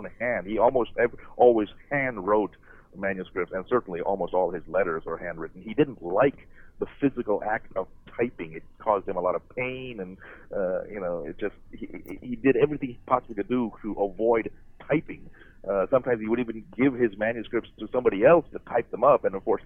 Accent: Muncie, Indiana, United States; This is in Muncie, Indiana. That's where I grew up

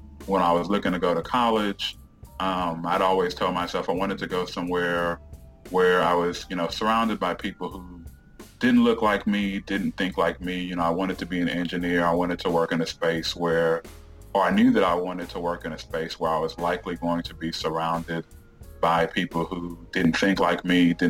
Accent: Houston, Texas, United States; also born or lived in Jamaica / Dallas; I grew up in the Houston area

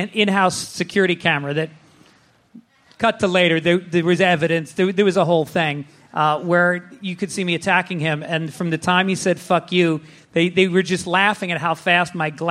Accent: New York, United States; I'm from New York.

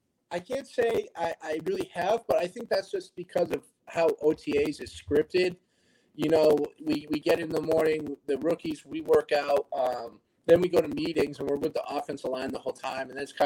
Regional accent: New England, United States; You know, growing up in New England, huge Tom Brady fan

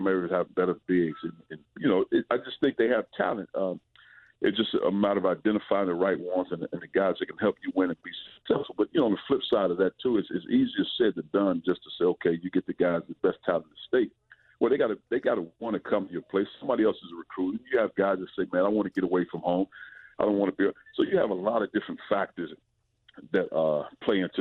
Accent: St. Louis, Missouri, United States; growing up in St. Louis

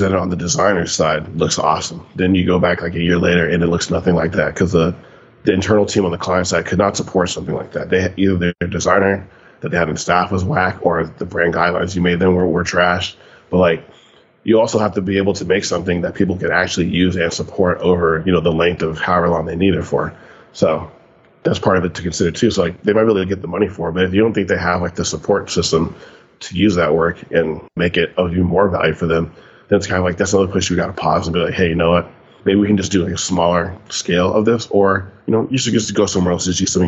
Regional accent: Sunnyvale, California, United States; I grew up in Sunnyvale, California

